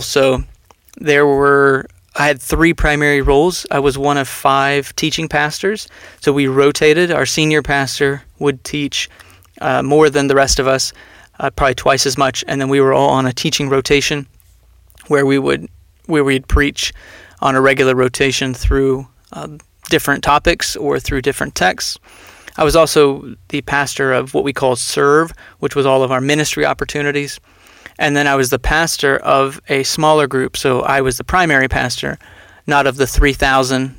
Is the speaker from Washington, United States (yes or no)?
no; Texas, United States; moved away; also born or lived in Philadelphia area / Phoenix, Arizona; growing up in Texas, we were Southern Baptist for much of my upbringing